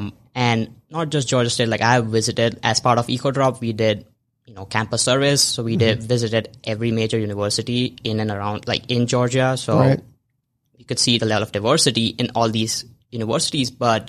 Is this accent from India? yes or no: yes; India; moved away as an adult; I moved from India like 2.5 years ago to this country, and being in a new city, being in a new environment